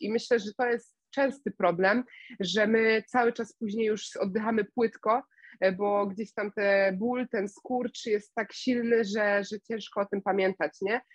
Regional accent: Września, Greater Poland, Poland; ja jestem z Wrześni, niedaleko Poznania

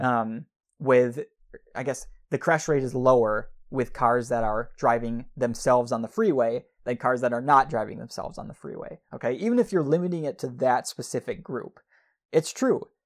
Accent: Midwest, United States; we grew up in the Midwest

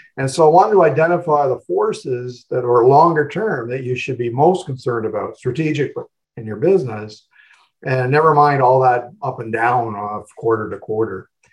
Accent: Oshawa, Ontario, Canada; growing up in Oshawa

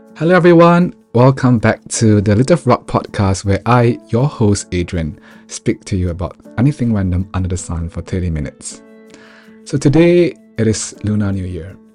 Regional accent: Singapore; moved away; also born or lived in United Kingdom; growing up in Singapore

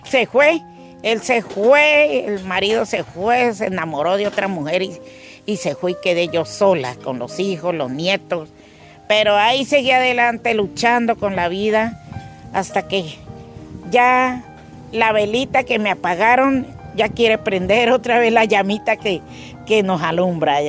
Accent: Valparaíso, Caquetá, Colombia; moved away; soy caqueteña Mm, orgullosamente caqueteña. Mi tierra real donde nací se llama Valparaíso

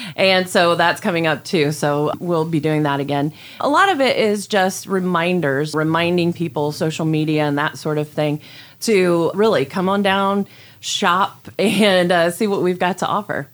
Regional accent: Gomer, Ohio, United States; I grew up in Gomer, Ohio, just right outside of Lima, of course. So I'm a Lima girl.

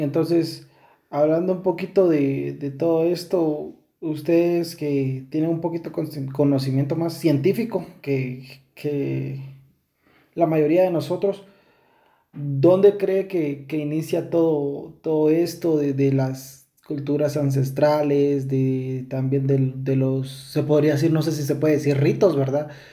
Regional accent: Guatemala; nosotros somos de Guatemala

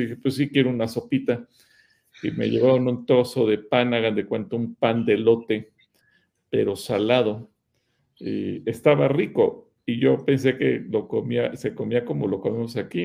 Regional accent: Mexico; en México

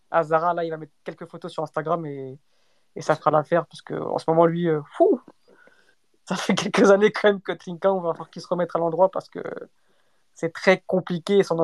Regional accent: Paris, Île-de-France, France; mais en tant que Parisien, ah, j'ai pris mon pied, franchement.

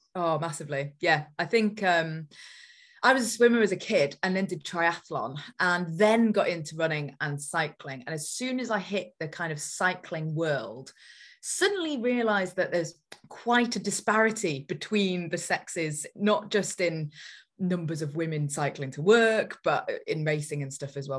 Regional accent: Newcastle upon Tyne, North East England, United Kingdom; we grew up in Newcastle

